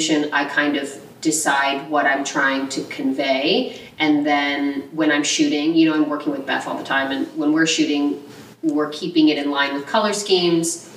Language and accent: English; Houston, Texas, United States; moved away; also born or lived in Dallas, Texas / Southlake, Texas; I was born in Houston